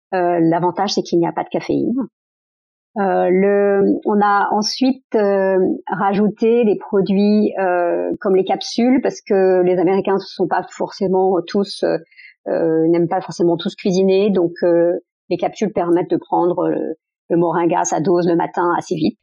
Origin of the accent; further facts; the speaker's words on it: France; je suis née en France